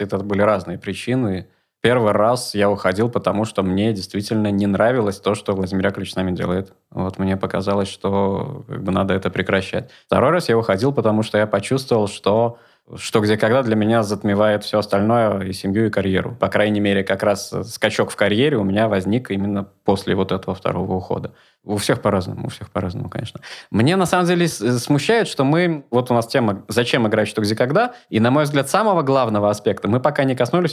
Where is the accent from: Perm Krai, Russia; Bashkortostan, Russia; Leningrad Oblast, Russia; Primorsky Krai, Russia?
Leningrad Oblast, Russia; Gatchina; я родился в Гатчине